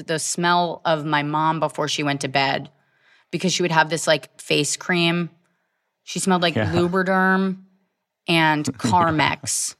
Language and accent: English; Virginia, United States; I grew up in Virginia.